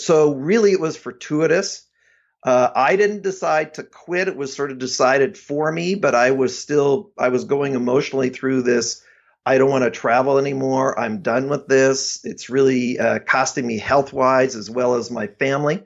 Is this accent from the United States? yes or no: no; Abbotsford, British Columbia, Canada; I, uh, grew up in the Vancouver area